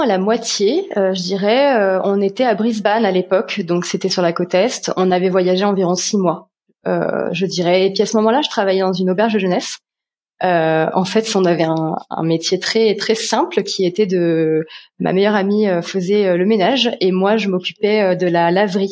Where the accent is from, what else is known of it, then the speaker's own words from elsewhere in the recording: Paris region, Île-de-France, France; moved away as an adult; now in Sweden; je suis originaire de France, euh, région parisienne